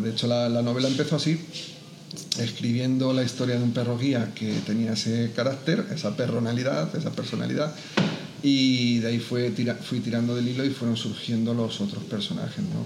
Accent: Madrid, Community of Madrid, Spain; moved away as an adult; also born or lived in Barakaldo, Biscay / Parla / Valencia; now in Albacete, Spain; yo efectivamente nací en Baracaldo, pero me he criado en Madrid, en distintas zonas de Madrid

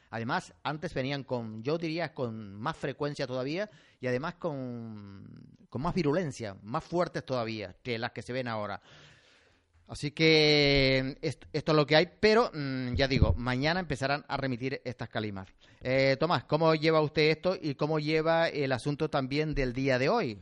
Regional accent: Canary Islands, Spain; somos canarios y tenemos que hablar así

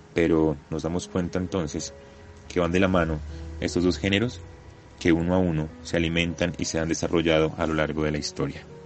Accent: Colombia; como colombianos

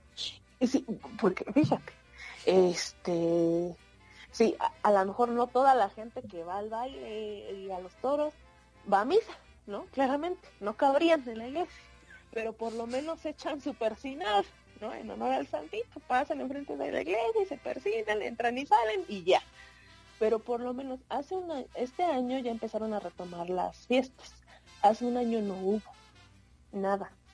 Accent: Oaxaca, Mexico; born or raised there; moved away

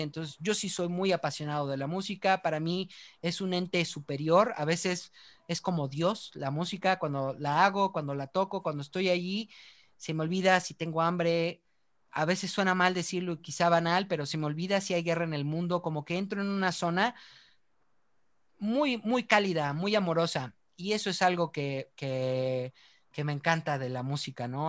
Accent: Mexico; somos mexicanos

